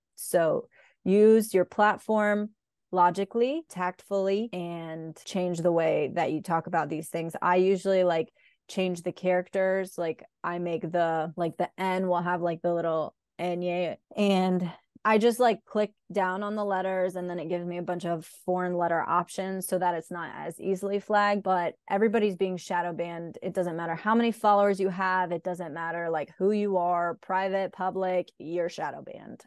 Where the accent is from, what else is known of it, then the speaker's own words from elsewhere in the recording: Raleigh, North Carolina, United States; I'm from Raleigh, North Carolina. Mm-hmm. Where are you really from? And I'd be like, Raleigh, North Carolina. I was born here